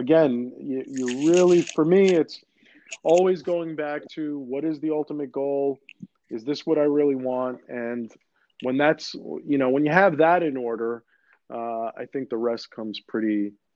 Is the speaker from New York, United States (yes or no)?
yes; New York City, New York, United States; first language Greek; English is a second language; I grew up in Queens.